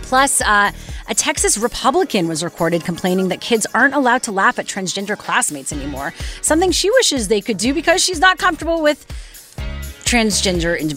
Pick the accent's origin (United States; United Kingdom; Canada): Canada; I try to distance myself because I'm Canadian, as if that helps.